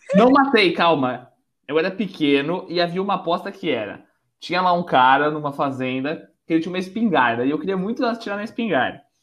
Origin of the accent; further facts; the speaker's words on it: São Paulo, Brazil; now in Porto, Portugal; eu moro na cidade do Porto, em Portugal, eu nasci em São Paulo